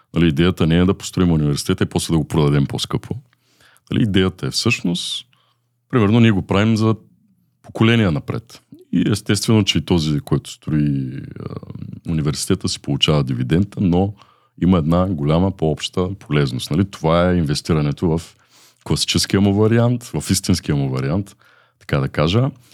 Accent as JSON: {"language": "Bulgarian", "town": "Aksakovo", "region": "Varna Province", "country": "Bulgaria", "tie": "born or raised there", "said": "От Варна съм родом, израснал съм в град Аксаково."}